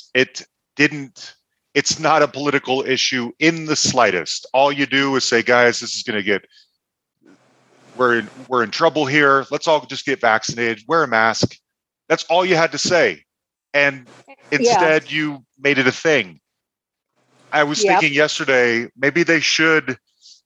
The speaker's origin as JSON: {"language": "English", "region": "Utah", "country": "United States", "moved": "yes", "lives_now": "Denver, United States", "said": "I'm originally from Utah"}